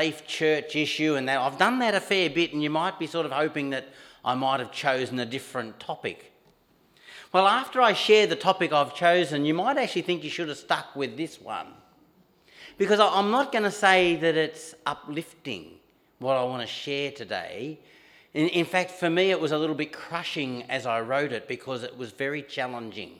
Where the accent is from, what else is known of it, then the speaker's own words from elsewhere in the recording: Montrose, Victoria, Australia; where I grew up in Montrose